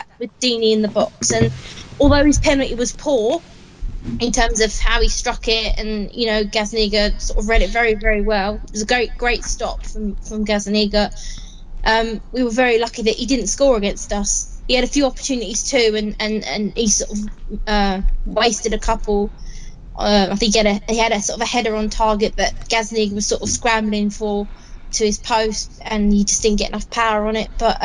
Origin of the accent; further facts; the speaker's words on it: Watford, East of England, United Kingdom; Watford's my hometown